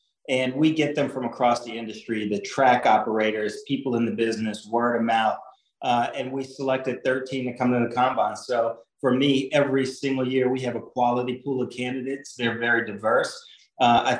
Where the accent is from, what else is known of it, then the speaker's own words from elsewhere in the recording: Indianapolis, Indiana, United States; I grew up in Indianapolis, literally 1 mile from the track